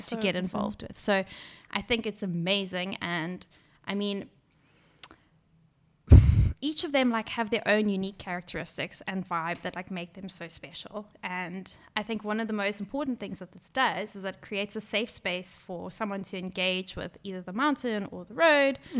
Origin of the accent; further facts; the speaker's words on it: Durban, KwaZulu-Natal, South Africa; I grew up in Durban